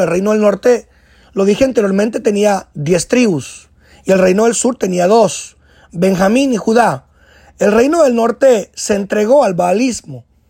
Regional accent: Guatemala; moved away as an adult; now in United States; añoraba regresar a mi tierra Guatemala

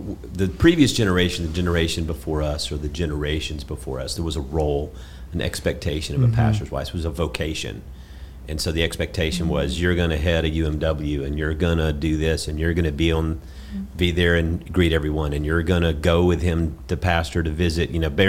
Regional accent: Georgia, United States; you know, we're from South Georgia.

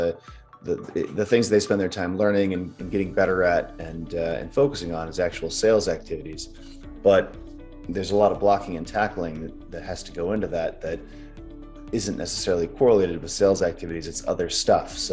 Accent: Midwest, United States; moved away as an adult; also born or lived in Wisconsin / San Francisco, California / Los Angeles, California; now in Utah, United States; I grew up in the Midwest and went to the University of Wisconsin

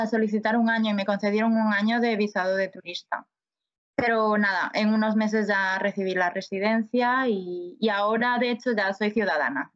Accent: A Coruña, Galicia, Spain; moved away as an adult; also born or lived in Paris, France / Mallorca, Spain; now in Vancouver, Canada; soy de La Coruña

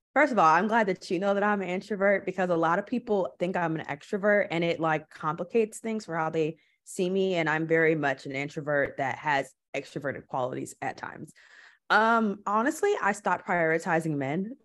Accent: Milwaukee, Wisconsin, United States; moved away as an adult; also born or lived in Los Angeles; now in Portland, United States; I'm from Milwaukee. Milwaukee is I love my city, I will always rep where I'm from, but it's ghetto. And it's a lot of Black people there. It's a lot. It's like forty percent or something. That's pretty high for a city. So, I always grew up having Black teachers

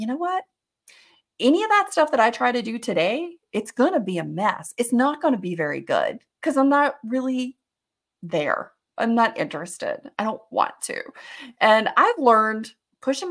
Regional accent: Alabama, United States; I grew up in Alabama as well, but you know, I grew up in a different area. I grew up in like the second largest city in the state.

